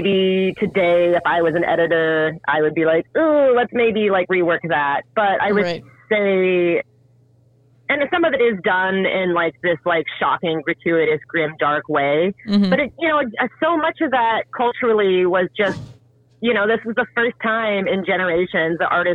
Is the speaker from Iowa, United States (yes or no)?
yes; Iowa, United States; I grew up in Iowa.